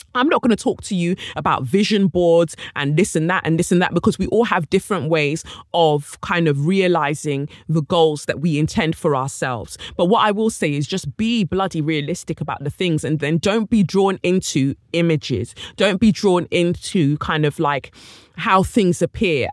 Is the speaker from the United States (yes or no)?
no; United Kingdom; I too am from Britain